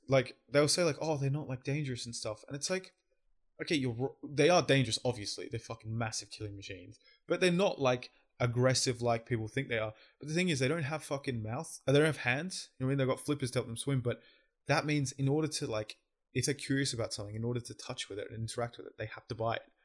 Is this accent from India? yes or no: no; Australia; I'm an Aussie